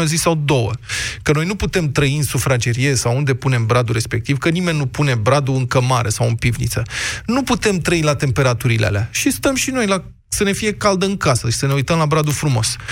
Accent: Bucharest, Romania; suntem bucureșteni aici

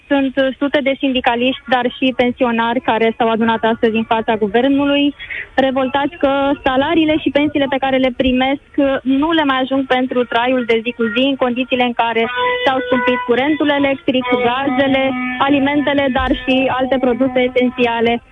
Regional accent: Bucharest, Romania; sunt din București, dar nu se mai poate sub nicio formă

